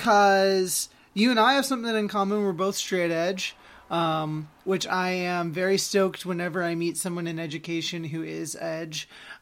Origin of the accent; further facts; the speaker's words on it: Oregon, United States; now in Massachusetts, United States; I'm from Oregon originally and mm-hmm. not used to that kind of weather either. And not used to a whole bunch of snow. So it's been weird living on the East Coast for all of that.